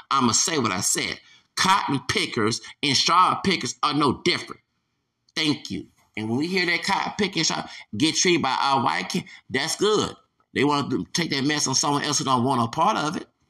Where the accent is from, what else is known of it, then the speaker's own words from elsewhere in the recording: Texas, United States; I'm from Texas